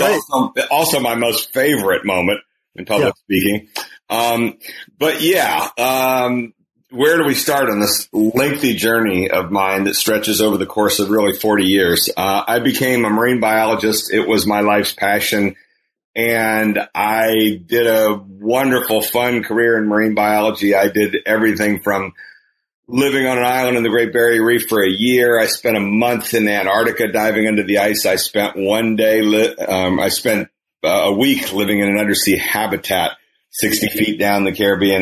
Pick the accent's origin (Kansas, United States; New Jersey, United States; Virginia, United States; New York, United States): Kansas, United States; moved away; in the state of Kansas, my home state